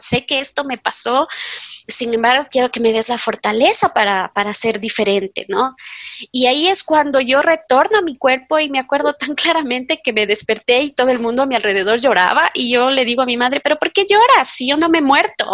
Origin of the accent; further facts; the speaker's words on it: Quito, Pichincha, Ecuador; yo soy quiteña, tengo 45 años